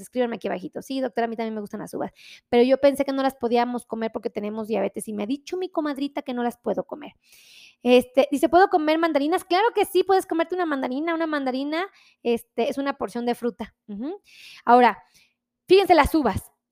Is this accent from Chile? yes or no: no; Mexico; nosotros como mexicanos